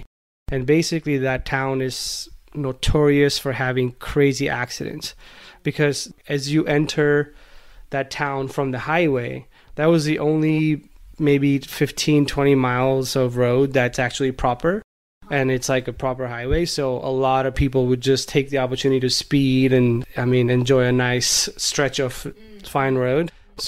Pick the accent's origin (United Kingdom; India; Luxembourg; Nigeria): India; Kalol, Gujarat; English is a second language; you guys know that I grew up in India in a small town called Kalol, which is in the state of Gujarat.